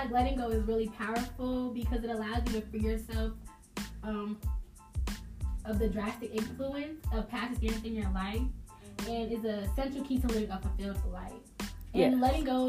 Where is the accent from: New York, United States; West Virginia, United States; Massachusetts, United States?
New York, United States; Long Island; also born or lived in Charlotte area; now in Charlotte, United States; I'm originally from Long Island, New York, go B-Wood. I live in the Charlotte area.